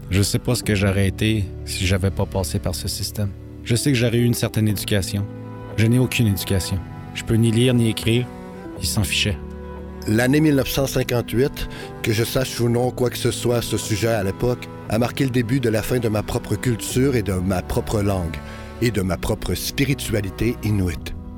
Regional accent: Flin Flon, Manitoba, Canada; Je suis né et j'ai été élevé à Flin Flon, au Manitoba

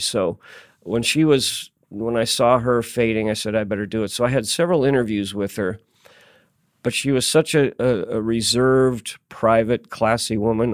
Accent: Tacoma, Washington, United States; moved away as an adult; also born or lived in Seattle, Washington; now in Albany, United States; I came here as an outsider, nineteen eighty-one. I'm from the Northwest, uh, Tacoma and Seattle, Washington

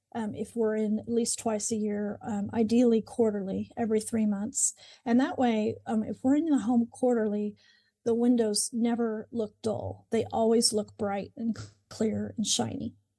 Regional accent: Moore, Oklahoma, United States; I grew up in Oklahoma, in Moore, Oklahoma, and have lived here most of my life

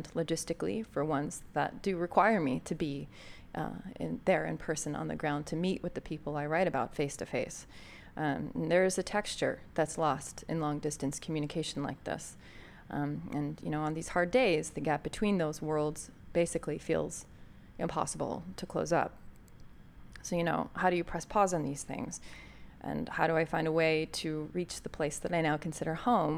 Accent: United States; accent: American; my American accent

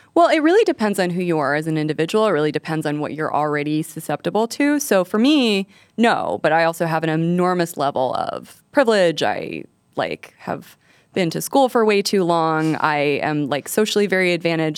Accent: New Mexico, United States; I did not grow up in the alien part of New Mexico

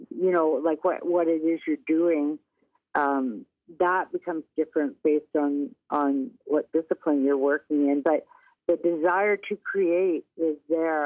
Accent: Windsor, Ontario, Canada; I grew up in Windsor, Ontario, of all places

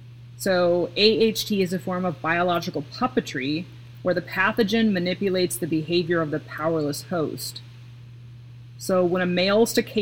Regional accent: Pacific Northwest, United States; Cause like I come from the Pacific Northwest and I'm used to like hurricane gales

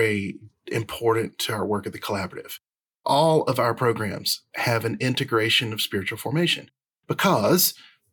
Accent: the South, United States; accent: Southern twang; our Southern twangs

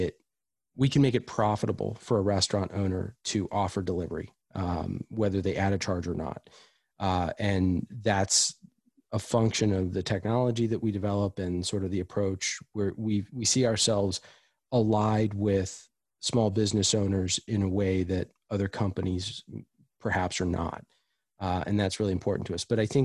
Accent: East Coast, United States; I grew up on the East Coast. I have lived all over the country.

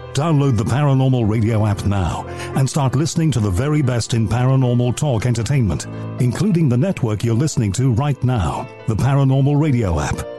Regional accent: United States; as an American

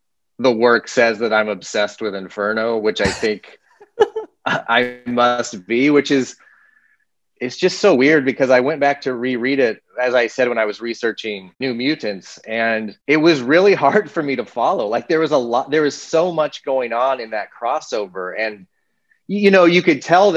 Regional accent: Littleton, Colorado, United States; also born or lived in Manhattan, Kansas; Grew up in Manhattan, Kansas, and then moved in third grade to Littleton, Colorado. So, grew up most of my growing up in Colorado.

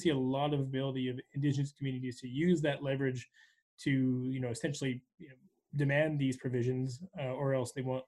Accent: Canada; as a Canadian

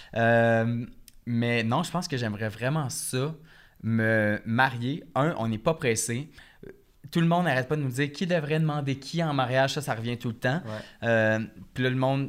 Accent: Repentigny, Quebec, Canada; now in Montreal, Canada; Je viens de Repentigny

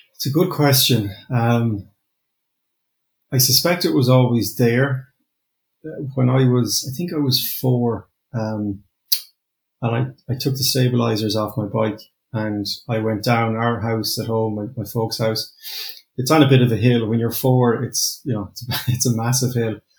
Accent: Limerick, Munster, Ireland; I'm from Limerick

